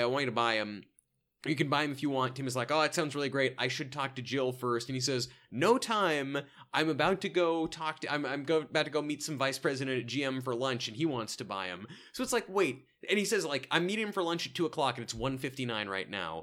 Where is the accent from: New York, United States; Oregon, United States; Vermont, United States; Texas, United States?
Oregon, United States; Salem; my hometown